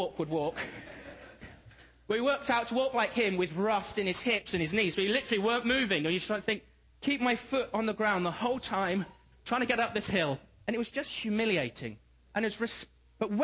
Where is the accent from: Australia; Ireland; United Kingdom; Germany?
United Kingdom; England; moved away; I come from England, and it's wet, it's not too cold, but we never get snow.